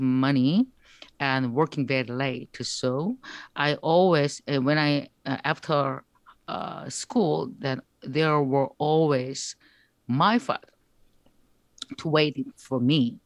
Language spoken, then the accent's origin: English; South Korea; English is a second language